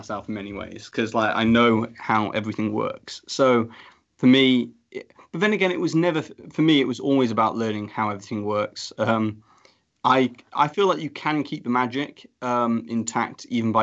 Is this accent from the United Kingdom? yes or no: yes; United Kingdom; I'm a British person